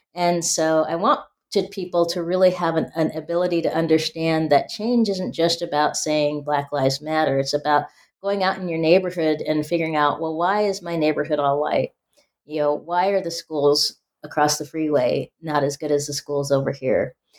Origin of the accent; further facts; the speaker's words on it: Spokane, Washington, United States; growing up in Spokane, Washington